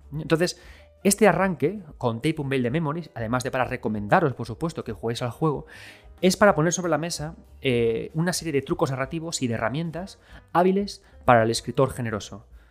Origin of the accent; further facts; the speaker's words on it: Galicia, Spain; Yo soy gallego